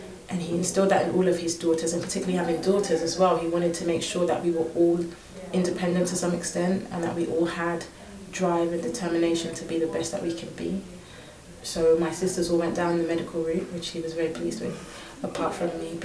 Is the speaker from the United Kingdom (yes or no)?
yes; London, United Kingdom; I was born and raised here in London, more specifically in Surrey, Mitcham